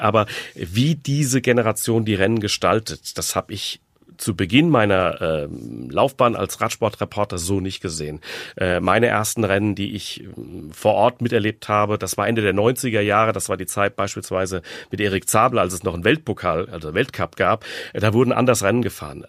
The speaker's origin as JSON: {"language": "German", "town": "Frankfurt am Main", "region": "Hesse", "country": "Germany", "tie": "born or raised there", "said": "ich bin aufgewachsen im Frankfurter Stadtteil Hausen"}